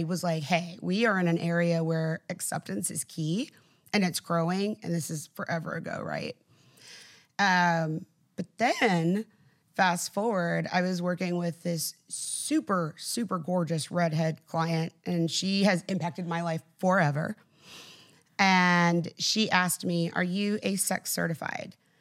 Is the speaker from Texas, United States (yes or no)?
yes; South Texas, United States; I grew up, like, in South Texas.